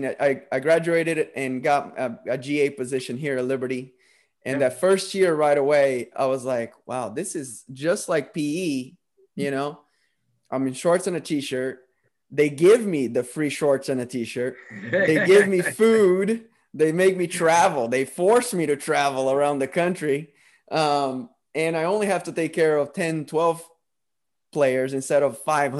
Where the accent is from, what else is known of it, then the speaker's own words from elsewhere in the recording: Brazil; moved away; I'm originally from Brazil